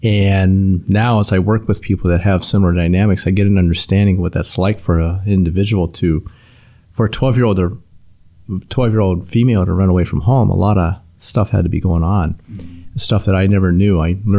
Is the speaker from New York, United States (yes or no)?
no; Youngstown, Ohio, United States; born there; I was born in Youngstown, Ohio.